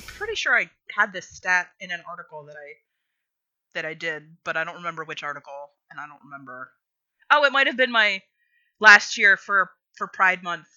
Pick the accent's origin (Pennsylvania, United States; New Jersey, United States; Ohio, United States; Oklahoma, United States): Pennsylvania, United States; rural; when I was growing up, and again, rural Pennsylvania